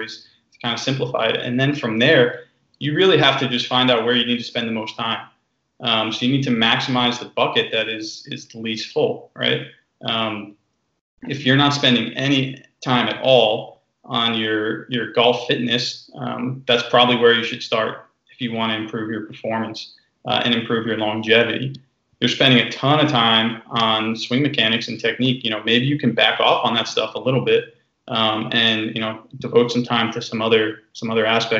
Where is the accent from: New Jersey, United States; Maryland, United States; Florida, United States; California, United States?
New Jersey, United States; at a local course in New Jersey where I grew up